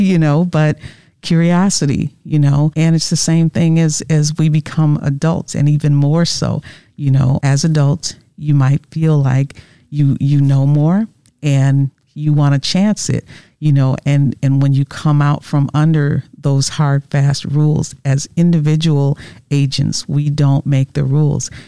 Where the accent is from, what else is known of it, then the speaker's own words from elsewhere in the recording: Wisconsin, United States; originally from Wisconsin. Born and raised here, lived here all my life